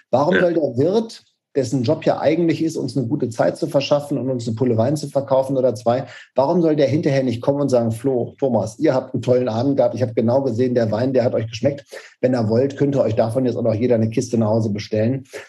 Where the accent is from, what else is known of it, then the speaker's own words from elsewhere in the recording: Paderborn, North Rhine-Westphalia, Germany; also born or lived in Karlsruhe; wir sitzen tatsächlich weiterhin in Paderborn, das ist meine Heimatstadt. Ähm, Zumindest bin ich ja aufgewachsen, geboren bin ich in Karlsruhe